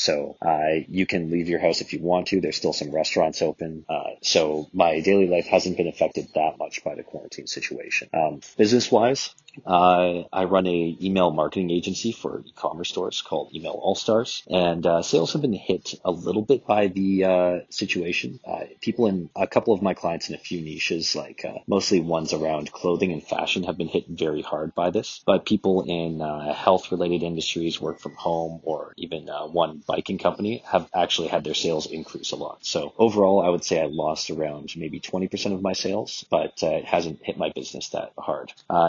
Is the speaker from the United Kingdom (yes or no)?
no; Canada; now in São Paulo, Brazil; I am Canadian, and I'm currently living in Sao Paulo, Brazil.